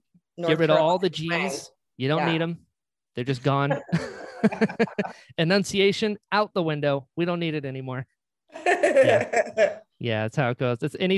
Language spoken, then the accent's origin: English; Florida, United States; also born or lived in North Carolina; Originally North Carolina, but I live and grew up in Florida.